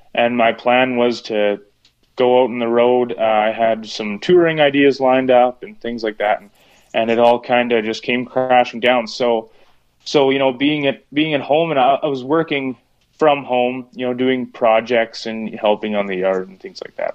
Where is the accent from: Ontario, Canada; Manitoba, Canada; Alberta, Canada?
Manitoba, Canada; Hochfeld; also born or lived in Saskatchewan; I'm actually from about 10 minutes south of Winkler in okay. uh, in a rural area of Hochfeld, Manitoba, just uh, a few miles off the border